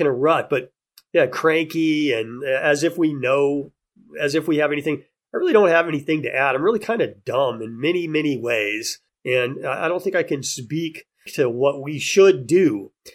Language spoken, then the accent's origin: English; Texas, United States; moved away as an adult; now in Hawaii, United States; growing up in Texas